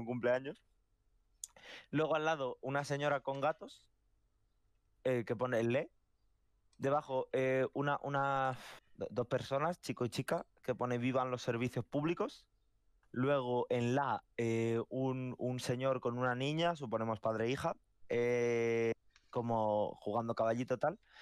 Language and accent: Spanish; Madrid, Community of Madrid, Spain; y yo soy de Madrid